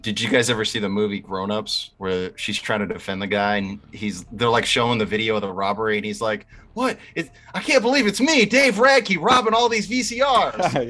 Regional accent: the South, United States; I am from the South and that's how we roll.

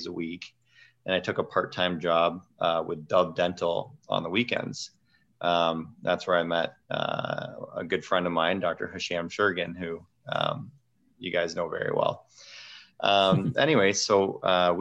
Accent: Sarnia, Ontario, Canada; also born or lived in Detroit, Michigan; I'm originally from Sarnia, Ontario

